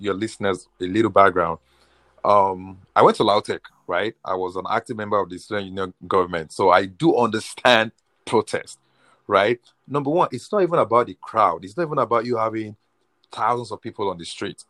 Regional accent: Nigeria; moved away as an adult; now in United States; I spent at least the first 22 years of my life in Nigeria

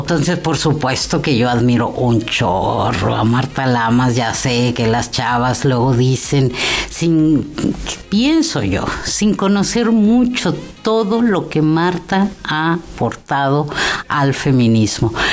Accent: Mexico City, Mexico; moved away as an adult; also born or lived in Xalapa, Veracruz, Mexico; now in Oaxaca, Mexico; yo soy chilanga

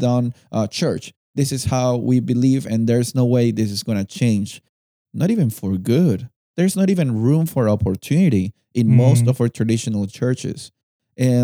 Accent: Lima, Peru; I was born and raised in Lima, and we live in the coast.

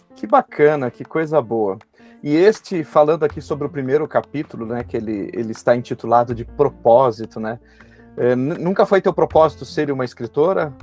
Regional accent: Passo Fundo, Rio Grande do Sul, Brazil; moved away; eu sou de Passo Fundo, é ali pertinho

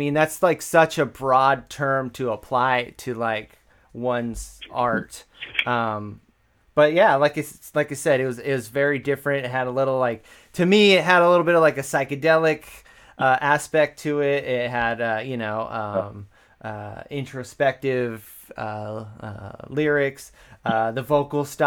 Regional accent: Woodland, California, United States; growing up in Woodland

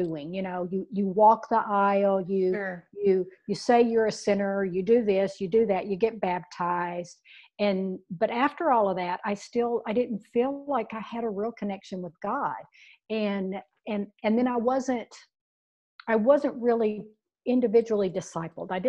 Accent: the Bible Belt of the South, United States; I was born and raised in the Bible Belt of the South

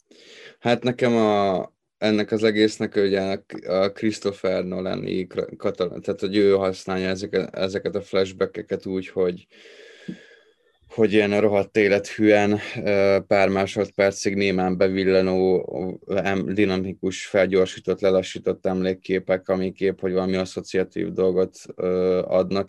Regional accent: Tatabánya, Komárom-Esztergom, Hungary; én Tatabányáról vagyok valósi, vagy oda születtem

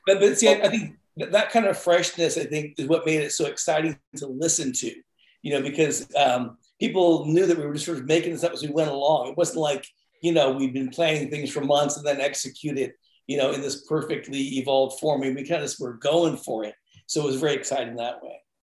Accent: San Francisco, California, United States; moved away as an adult; now in Portland, United States; I grew up in San Francisco, the okay. Bay Area. Moved here after high school

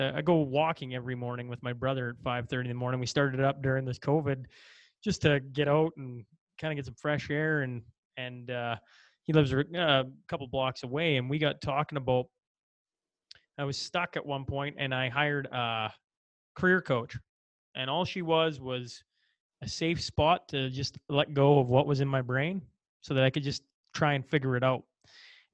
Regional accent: Hillmond, Saskatchewan, Canada; I'm from Hillmont, Saskatchewan, home of Wade Redden

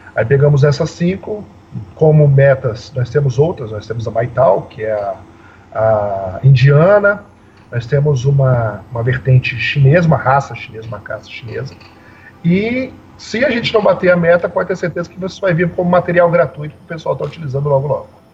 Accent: Serra, Espírito Santo, Brazil; Eu sou da cidade de Serra, Espírito Santo, e aqui é tudo muito próximo. Aqui a gente fala que 10 quilômetros é longe para o capixaba

